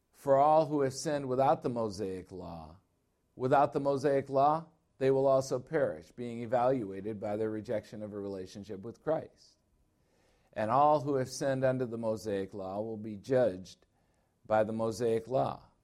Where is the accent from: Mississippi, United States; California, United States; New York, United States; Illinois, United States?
Illinois, United States; now in Arizona, United States; I'm from Illinois